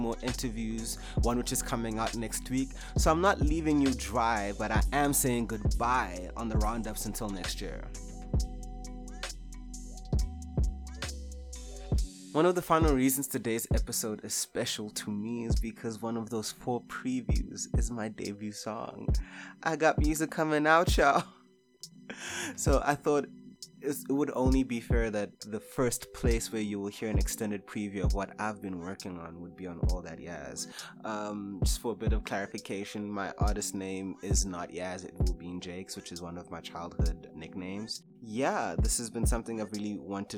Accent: South Africa

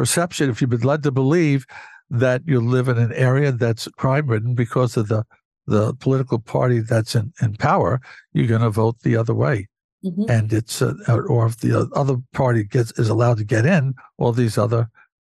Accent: Western Suffolk, Long Island, New York, United States; and I grew up in Western Suffolk in the suburbs

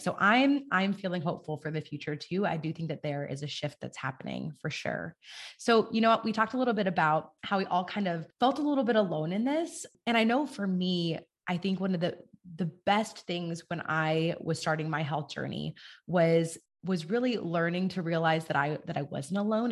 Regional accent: California, United States; I'm from California, and in our four-H and F F A, in California

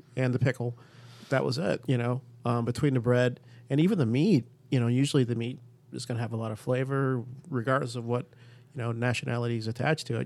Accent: Chicago, Illinois, United States; I grew up in Chicago

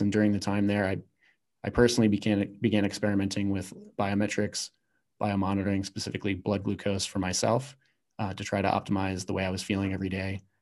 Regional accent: Virginia, United States; I grew up in Virginia

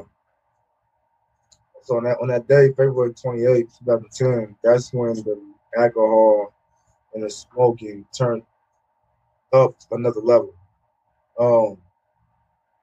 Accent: Portland, United States; moved away as an adult; also born or lived in Hawaii; a good friend, Demetrius Davis, who I grew up with in Portland.

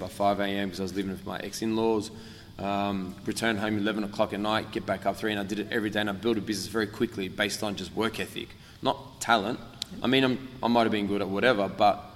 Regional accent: Australia; I'm from Australia

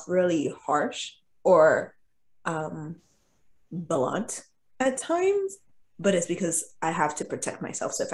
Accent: Bethlehem, Pennsylvania, United States; also born or lived in Ponce, Puerto Rico; So then I grew up in a little town called Bethlehem

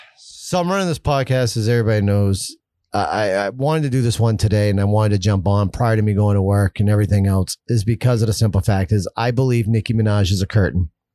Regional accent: United States; as an American

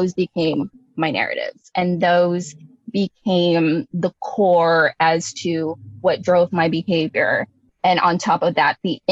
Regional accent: Bay Area, California, United States; growing up in the Bay Area

